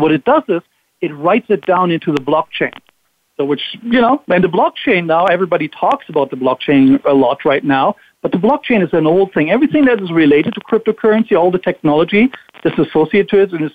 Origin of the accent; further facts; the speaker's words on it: Germany; moved away as an adult; now in Florida, United States; born and raised in Germany, went to the military in Germany, speak fluent German